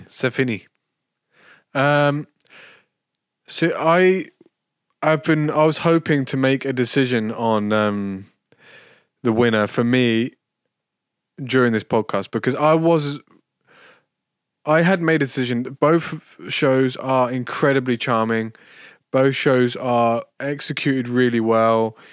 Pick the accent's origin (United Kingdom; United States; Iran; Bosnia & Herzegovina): United Kingdom; as a Brit